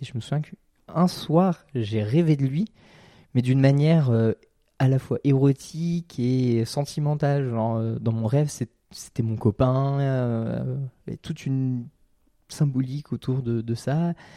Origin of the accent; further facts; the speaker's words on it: Seine-et-Marne, Île-de-France, France; je viens de la Cambrousse, mhm. euh, je, viens du, d'un, petit blé de, Seine-et-Marne